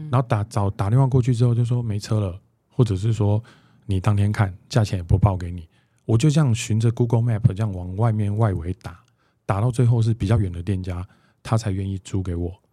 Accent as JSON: {"language": "Chinese", "region": "Taipei", "country": "Taiwan", "said": "我是一个台北人"}